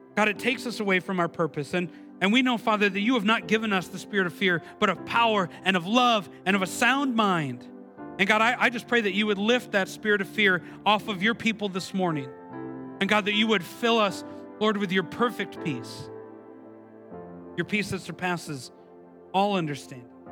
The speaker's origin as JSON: {"language": "English", "town": "Milwaukee", "region": "Wisconsin", "country": "United States", "tie": "born or raised there", "moved": "yes", "said": "I, am from originally from Milwaukee, Wisconsin"}